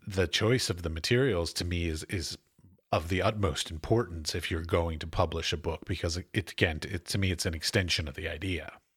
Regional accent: United States; moved away as an adult; now in Czech Republic; I'm an American, so I'm an expat

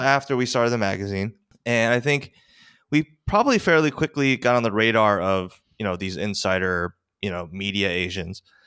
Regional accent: Westchester, New York, United States; also born or lived in Korea; I, was adopted when I was four. I grew up sort of in very, very white Westchester

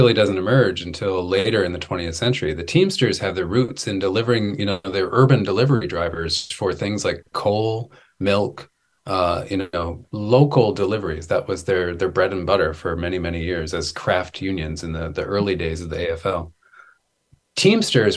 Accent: Wisconsin, United States; I'm from Wisconsin. I'm from like the heart of dairy country and many generations of dairy farmers.

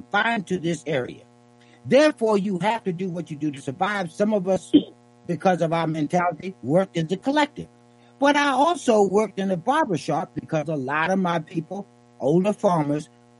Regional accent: Yorktown, Virginia, United States; I grew up here in Yorktown, Virginia

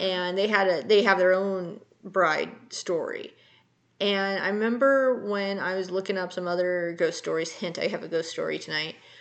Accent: California, United States; all the wildfires in in California right now. There was some, I guess there was an emergency um, up near my old hometown.

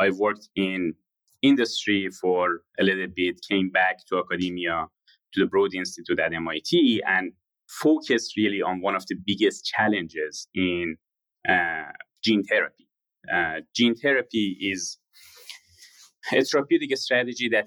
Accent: Shiraz, Fars, Iran; moved away; I was born in Shiraz in Iran to a middle-class family.

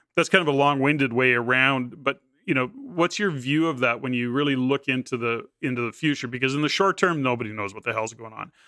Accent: Edmonton, Alberta, Canada; moved away; I'm from Edmonton, born and raised in Edmonton as well.

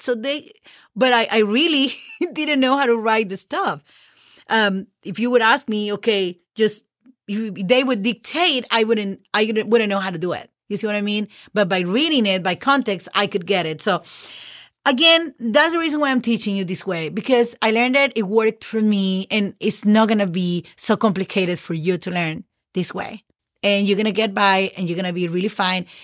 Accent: Mexico; first language Spanish; English is a second language; moved away as an adult; now in United States; I'm just a native, you know, Spanish native speaker

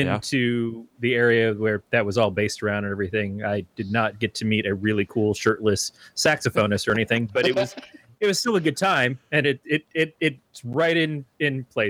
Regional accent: Michigan, United States; also born or lived in Northern California; now in California, United States; even in Michigan, where I'm from

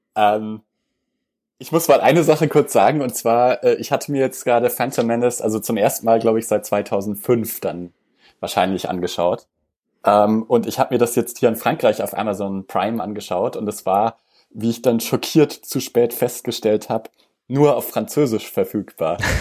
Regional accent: Germany; bei uns in Deutschland

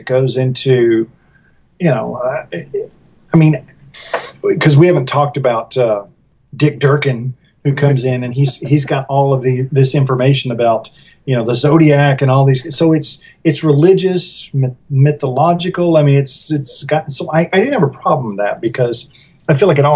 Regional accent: the South, United States; I grew up in the South

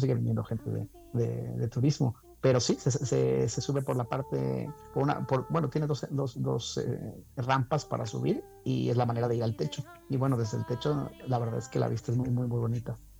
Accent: Veracruz, Mexico; moved away; also born or lived in Guanajuato / Spain; viniendo de haber vivido en España, yo en México, aunque me crié en Veracruz, eh, soy de Guanajuato

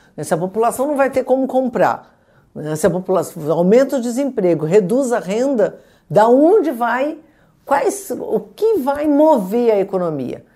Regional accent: Brazil; como brasileiros

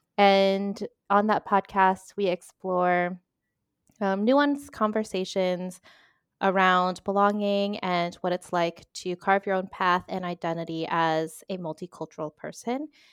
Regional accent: Northern Virginia, United States; moved away as an adult; now in Spain; originally I am from Virginia, specifically Northern Virginia, uh, and now I have been in Spain for seven, eight-ish years collectively

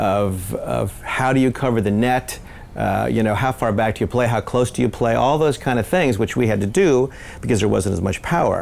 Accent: St. Louis, Missouri, United States; I grew up in St. Louis. I started there when I was 6 years old.

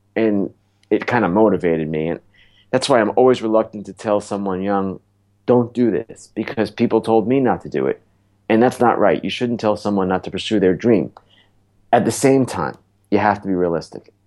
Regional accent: Oyster Bay, New York, United States; I grew up in Oyster Bay, New York, which is a town on the North Shore of Long Island

